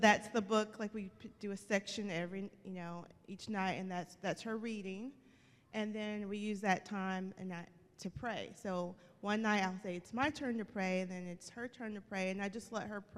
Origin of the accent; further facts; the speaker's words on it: Alabama, United States; I'm from Alabama